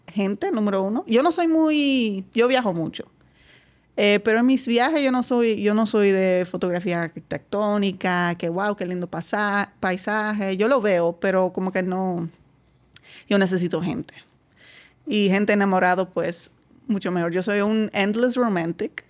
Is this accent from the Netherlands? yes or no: yes; Netherlands; Spanish is a second language; moved away as an adult; now in Dominican Republic; bastante lejos de mi pueblo. Eh, lejos en Holanda son dos horas.